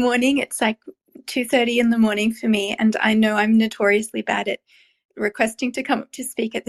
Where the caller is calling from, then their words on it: Canberra, Australian Capital Territory, Australia; I'm calling from Canberra, which is the capital of Australia, somewhere between Sydney and Melbourne.